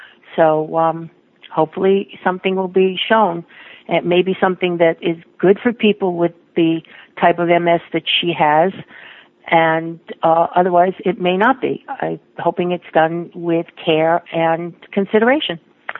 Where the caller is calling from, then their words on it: Boston, Massachusetts, United States; I'm calling from Boston, Massachusetts